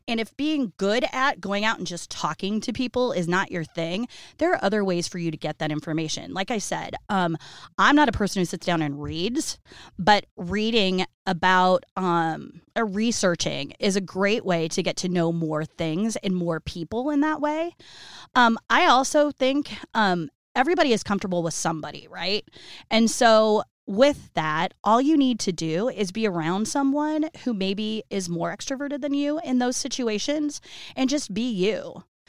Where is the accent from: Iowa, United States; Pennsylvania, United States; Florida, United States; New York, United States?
Iowa, United States; Iowa City; I was born in Iowa City when they were still in college